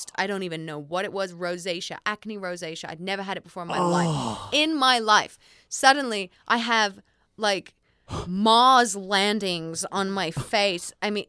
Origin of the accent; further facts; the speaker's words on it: Australia; oh, my gosh, you guys are Australian like me.